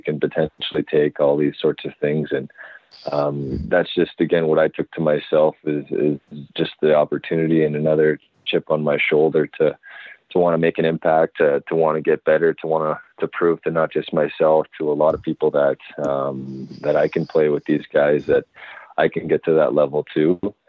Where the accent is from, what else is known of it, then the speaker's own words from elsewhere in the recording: Surrey, British Columbia, Canada; also born or lived in Vancouver; I think that year the first overall pick was actually in my hometown of Surrey